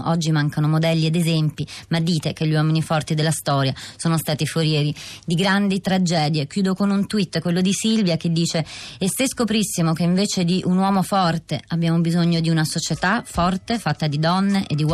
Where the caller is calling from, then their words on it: Rome, Lazio, Italy; Da Roma.